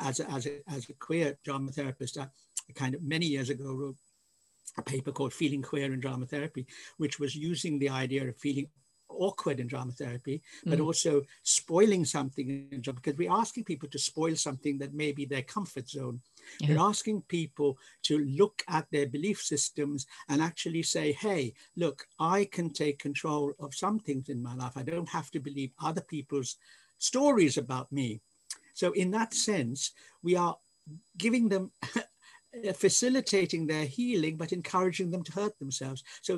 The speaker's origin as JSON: {"language": "English", "country": "India", "tie": "born there", "said": "because I was born in India and I'm Anglo-Indian"}